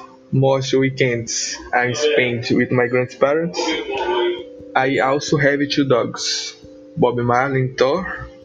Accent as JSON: {"language": "English", "town": "Ipatinga", "region": "Minas Gerais", "country": "Brazil", "second_language": "English", "said": "I am 18 years old. I'm from Ipatingen and live in Bonitinho neighborhood. I live with my mom and my 9-year-old sister."}